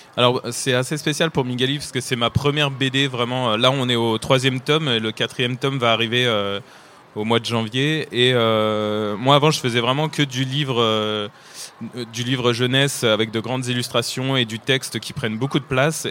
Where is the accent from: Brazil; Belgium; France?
France; accent: French (not Québécois); also born or lived in Nantes; comme vous pouvez l'entendre à mon accent, je ne suis pas québécois, mais je suis français et j'habite à Nantes